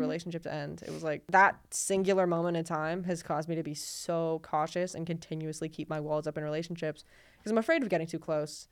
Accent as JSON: {"language": "English", "country": "United States", "tie": "born or raised there", "said": "I was born here"}